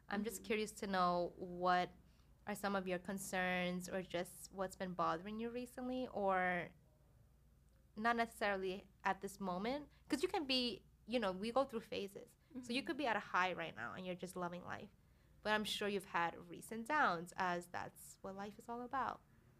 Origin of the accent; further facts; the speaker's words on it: New York, United States; at least for me being a New Yorker, I can't be here like the whole year and not mm-hmm. not leave the city, you know.